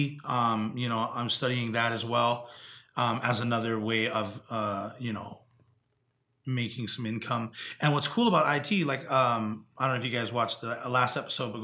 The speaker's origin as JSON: {"language": "English", "area": "Big Island", "region": "Hawaii", "country": "United States", "tie": "born or raised there", "said": "growing up in Big Island, Hawaii"}